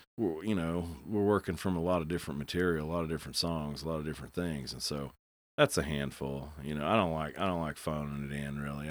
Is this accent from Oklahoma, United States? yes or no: yes; Bartlesville, Oklahoma, United States; also born or lived in Stillwater; I'd never really heard that growing up in Bartlesville